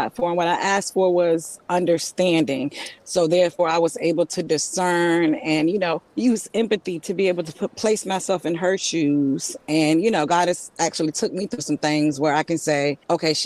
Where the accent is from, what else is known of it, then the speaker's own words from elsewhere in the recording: Virginia Beach, Virginia, United States; I'm from Virginia Beach